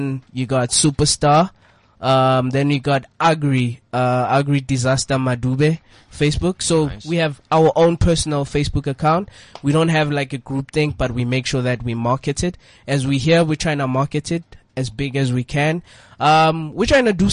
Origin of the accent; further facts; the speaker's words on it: Boksburg, Gauteng, South Africa; We're from the east side, Boxburg